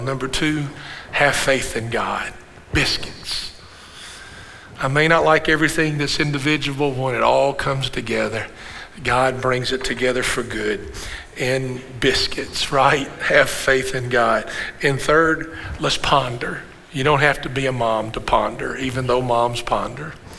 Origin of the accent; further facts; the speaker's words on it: Kentucky, United States; I said, Kentucky